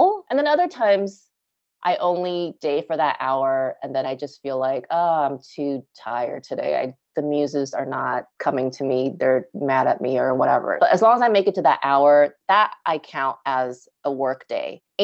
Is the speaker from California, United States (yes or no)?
yes; Los Angeles, California, United States; also born or lived in Las Vegas, Nevada; settle back into LA where I'm from